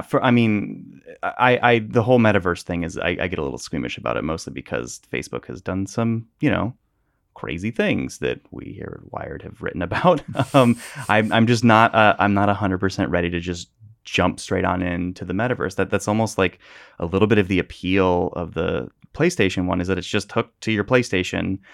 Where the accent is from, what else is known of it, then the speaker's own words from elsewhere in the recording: Northern California, United States; I grew up in Northern California, which burns every year.